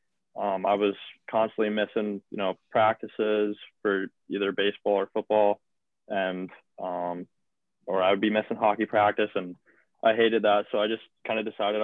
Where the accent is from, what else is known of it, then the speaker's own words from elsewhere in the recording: Minnesota, United States; moved away; Growing up in Minnesota, every kid, you know, has a hockey stick in hand.